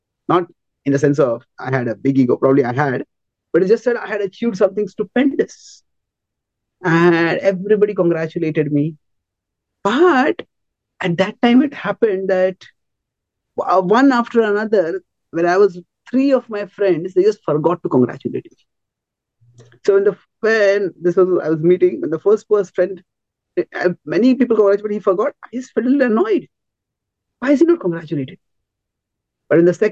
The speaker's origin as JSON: {"language": "English", "country": "India", "tie": "born or raised there", "said": "I grew up in India"}